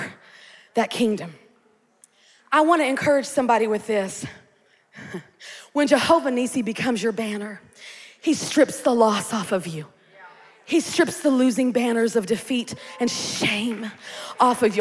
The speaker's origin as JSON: {"language": "English", "region": "Kansas", "country": "United States", "tie": "born or raised there", "moved": "yes", "lives_now": "Beaumont, United States", "said": "I'm from Kansas. We're right close to Oklahoma, 5 miles north of the Oklahoma state border, so I had to learn Oklahoma history as well"}